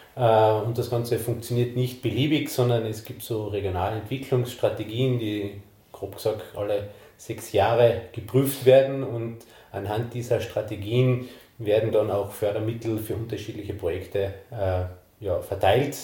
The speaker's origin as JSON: {"language": "German", "region": "East Tyrol", "country": "Austria", "said": "bei uns in Osttirol"}